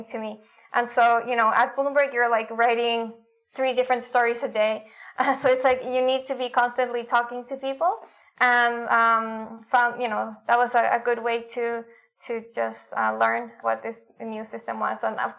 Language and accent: English; Santiago, Santiago Metropolitan Region, Chile; moved away as an adult; also born or lived in Argentina / United States; I'm originally from Chile, from Santiago.